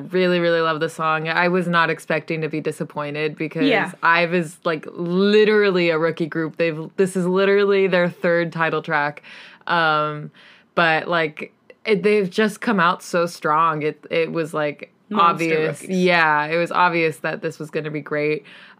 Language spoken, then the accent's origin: English; East of England, United Kingdom; I'm from Essex!